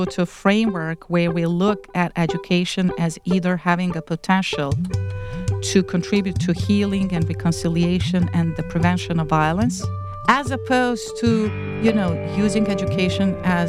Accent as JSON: {"language": "English", "town": "Zenica", "region": "Federation of Bosnia and Herzegovina", "country": "Bosnia & Herzegovina", "tie": "born or raised there", "lives_now": "United States", "said": "I did teaching for several years in several high schools in my hometown of Zenica in Bosnia and Herzegovina."}